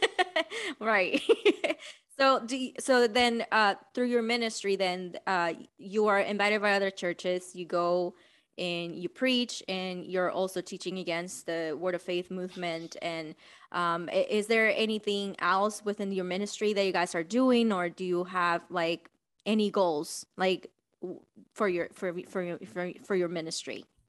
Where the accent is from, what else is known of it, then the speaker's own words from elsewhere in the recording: Dominican Republic; moved away; I am from Dominican Republic